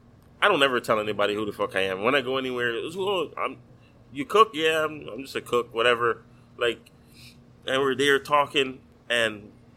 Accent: U.S. Virgin Islands; now in Miami, United States; Like, I came from the Virgin Islands, but for me now, this is home.

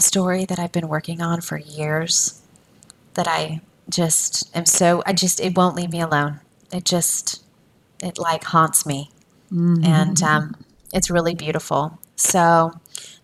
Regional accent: United States; an American woman

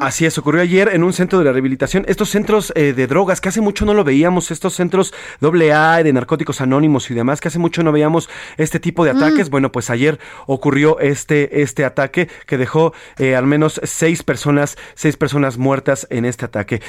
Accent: Mexico; quién estamos jodidos pero contentos somos los mexicanos

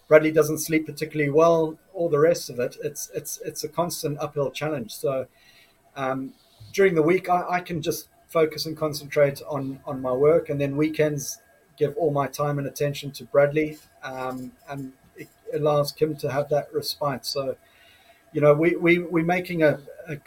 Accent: Zimbabwe; now in United Kingdom; I'm from Zimbabwe originally. I'm so grateful and thankful to be living in the UK

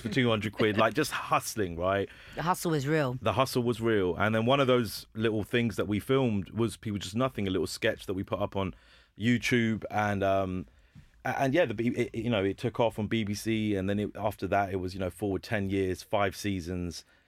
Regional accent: Hounslow, London, United Kingdom; I'm from Hounslow mm. and my mm. school was Heathlands

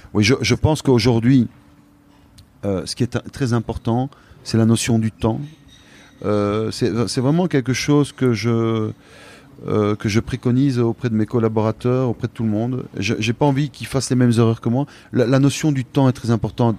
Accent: Belgium; moi je suis belge, je suis issu

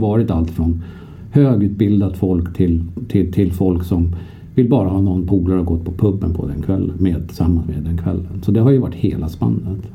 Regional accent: Sweden; vi som svenskar

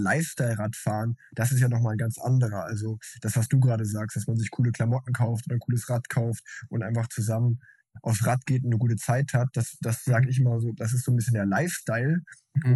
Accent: Unna, North Rhine-Westphalia, Germany; ich bin in Unna groß geworden, so eine kleine Stadt in Westfalen

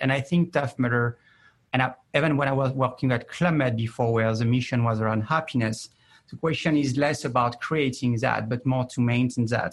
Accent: France; I'm more from the east of New York, which is France

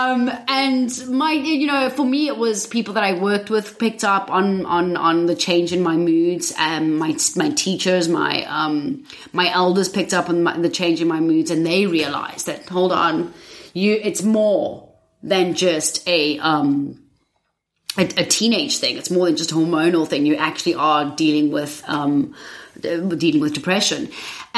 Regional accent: South Africa; moved away as an adult; now in England, United Kingdom; I'm originally from South Africa.

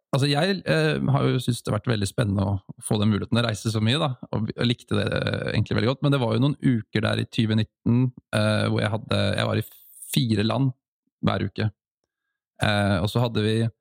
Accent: Oslo, Norway; det er litt det som jeg har tatt med meg fra oppveksten i Holmlia

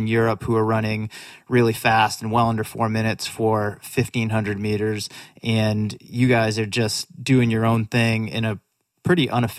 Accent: New England, United States; I grew up in New England

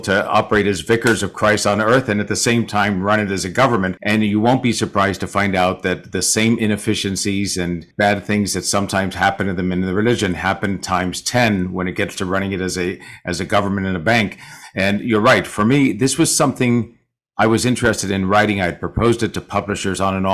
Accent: San Francisco, California, United States; a lot of my friends did who I grew up with in San Francisco

